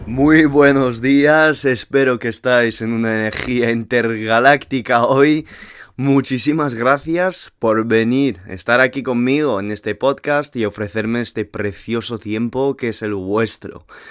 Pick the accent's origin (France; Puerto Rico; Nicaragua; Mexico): France; Toulouse, Occitania; accent: French; moved away as an adult; also born or lived in Madrid, Spain; now in San Francisco, United States; tomé la decisión de irme de mi ciudad natal, Toulouse